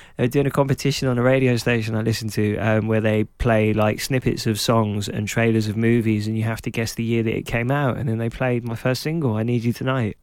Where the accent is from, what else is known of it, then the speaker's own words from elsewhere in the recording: London, United Kingdom; because I was growing up in Clapton, in Hackney